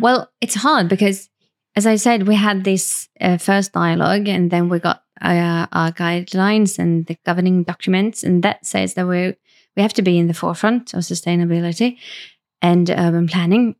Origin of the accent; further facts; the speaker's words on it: Varberg, Halland County, Sweden; moved away as an adult; also born or lived in Stockholm, Sweden; I grew up in Varberg